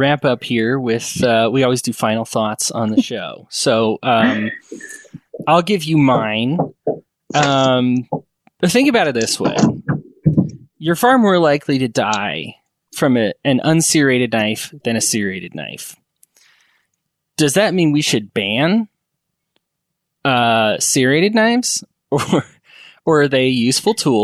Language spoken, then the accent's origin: English; Aurora, Colorado, United States; what I consider my hometown of Aurora, Colorado